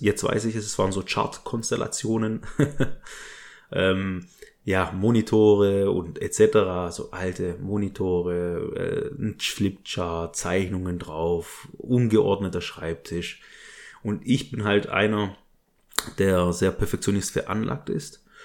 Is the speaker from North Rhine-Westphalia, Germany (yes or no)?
no; Stuttgart district, Baden-Württemberg, Germany; also born or lived in Berlin; Ich bin geboren und aufgewachsen, also geboren 1986 im Kreise Stuttgart in Baden-Württemberg in einer kleinen Kleinstadt